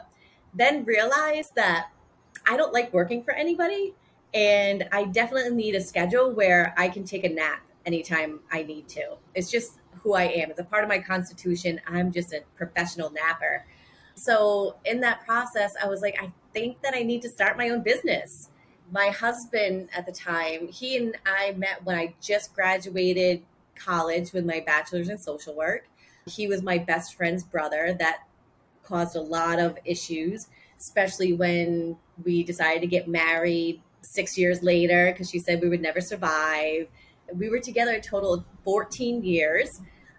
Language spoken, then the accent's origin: English; Rhode Island, United States; accent: Bostonian; So I was born and raised in Rhode Island, very close to Boston. So that's why I sound very Bostonian